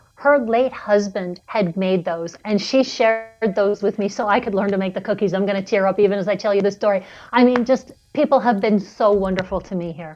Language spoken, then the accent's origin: English; New York City, New York, United States; moved away; I grew up in New York City.